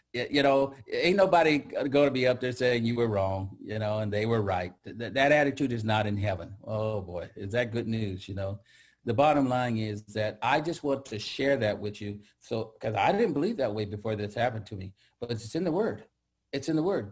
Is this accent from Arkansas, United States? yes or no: no; Central Valley, California, United States; moved away; also born or lived in Seattle; I grew up in the Central Valley